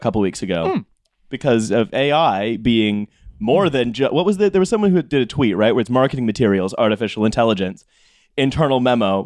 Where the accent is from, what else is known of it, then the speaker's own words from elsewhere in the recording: Canada; I'm Canadian